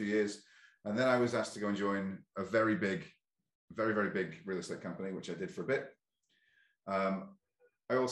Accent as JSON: {"language": "English", "country": "Ireland", "said": "both from Ireland, I'm British-Irish"}